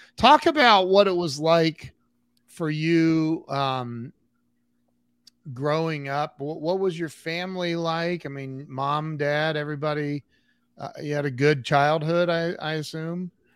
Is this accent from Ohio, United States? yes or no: yes; Northwest Ohio, United States; also born or lived in Dublin, Ohio / Columbus / Las Vegas; I was born and raised in Northwest Ohio